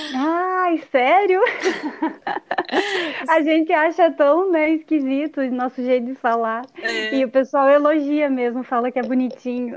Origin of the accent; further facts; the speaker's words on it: Brazil; also born or lived in Cuiabá, Mato Grosso, Brazil; quando eu voltei aqui para minha cidade natal